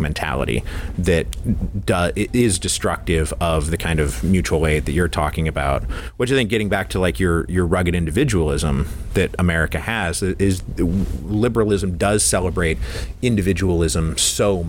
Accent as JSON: {"language": "English", "town": "Redmond", "region": "Washington", "country": "United States", "tie": "born or raised there", "said": "I'm actually from Redmond, Washington. Like Microsoft was planted in my backyard when I was like 6 years old, and I watched it grow up"}